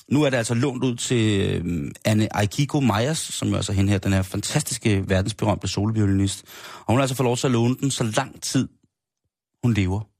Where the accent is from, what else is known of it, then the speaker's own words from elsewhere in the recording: South Korea; now in Denmark; Jeg er jo oprindelig fra Asien, og jeps, hvis man nu havde luret det, så tillykke. Men har man en sjældent gang haft svært ved at finde sammenhæng imellem mit spændende eksotiske ydre og min haltende danske accent, jamen så er det jo altså korrekt. Jeg stammer fra Sydkorea.